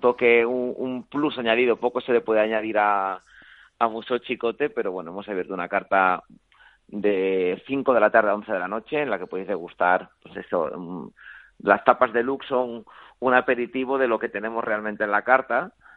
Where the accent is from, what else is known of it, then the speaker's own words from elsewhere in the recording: Spain; como español